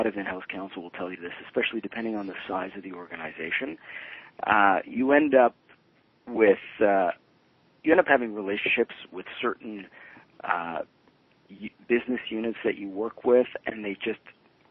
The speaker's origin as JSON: {"language": "English", "town": "Toronto", "region": "Ontario", "country": "Canada", "tie": "born or raised there", "said": "I grew up in Toronto. My parents were originally from Italy, so I'm a child of immigrants. Grew up in East End of Toronto, sort of Danforth and Pape"}